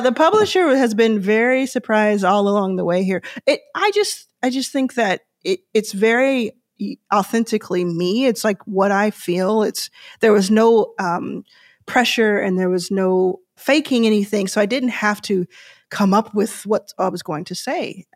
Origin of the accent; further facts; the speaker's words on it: Dallas, Texas, United States; also born or lived in Houston / Austin; I grew up in Dallas